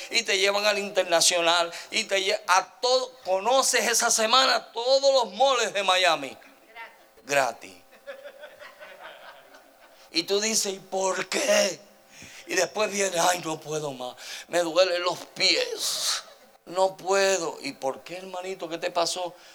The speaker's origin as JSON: {"language": "Spanish", "country": "El Salvador", "lives_now": "United States", "said": "Mire, cuando yo vine de El Salvador para acá, nosotros parecíamos el hotel Howard Johnson"}